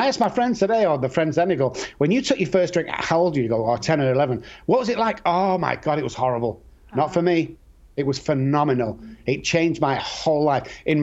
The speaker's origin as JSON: {"language": "English", "town": "Manchester", "region": "North West England", "country": "United Kingdom", "tie": "born or raised there", "said": "I grew up in Manchester."}